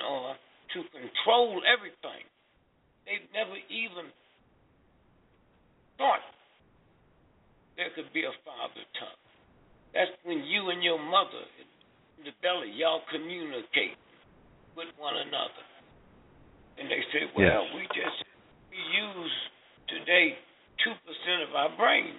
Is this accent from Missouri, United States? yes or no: yes; St. Louis, Missouri, United States; I was born and raised in St. Louis.